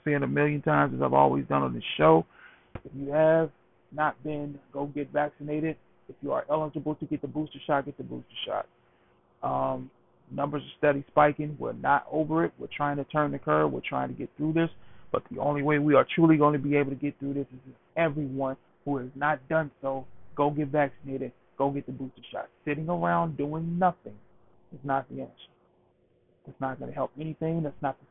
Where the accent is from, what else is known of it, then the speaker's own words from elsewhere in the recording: Mississippi, United States; moved away as an adult; now in Philadelphia, United States; Mississippi, I live in Philadelphia, but Mississippi is my home state